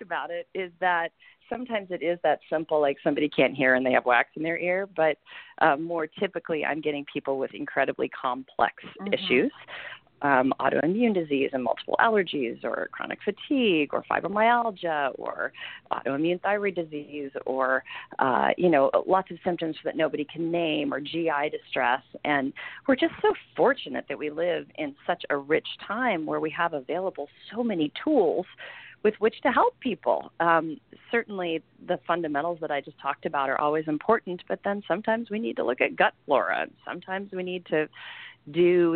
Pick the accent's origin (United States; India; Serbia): United States; Southern Illinois; moved away as an adult; now in Santa Cruz, United States; I came to college out here, but I'm originally from Southern Illinois, and I come from families of farmers. And, you know, I spent my whole childhood in the woods